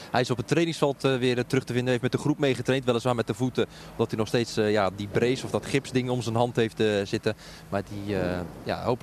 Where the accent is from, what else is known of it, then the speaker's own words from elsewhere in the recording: Groningen, Netherlands; Sterker nog, ik kom uit Groningen.